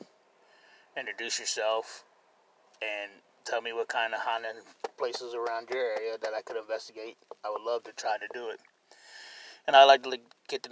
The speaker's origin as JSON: {"language": "English", "town": "Cincinnati", "region": "Ohio", "country": "United States", "said": "I'm from Cincinnati, Ohio"}